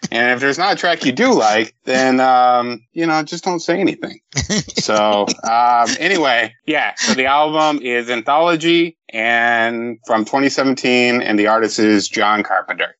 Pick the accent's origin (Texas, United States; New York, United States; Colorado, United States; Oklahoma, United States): Texas, United States; Fort Worth; moved away; I moved to Texas in 1988, uh, and then I we moved, I think, in 1996. But I mean, I grew up in Fort Worth